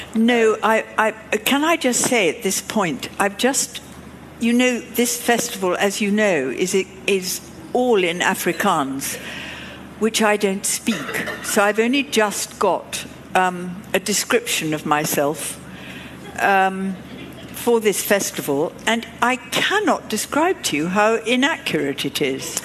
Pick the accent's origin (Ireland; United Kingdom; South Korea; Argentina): United Kingdom; England; I'm from England